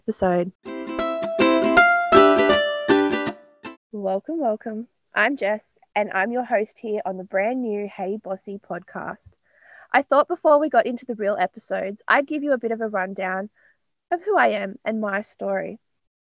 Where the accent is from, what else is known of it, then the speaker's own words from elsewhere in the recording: Newcastle, New South Wales, Australia; now in Hawkesbury, Australia; I'm from Newcastle in New South Wales, but I'm currently based in the Hawkesbury area of Western Sydney.